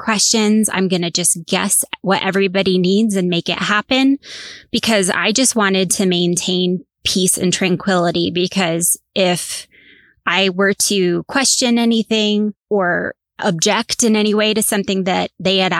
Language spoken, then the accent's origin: English; Northeast Coast, United States; I grew up on the Northeast Coast.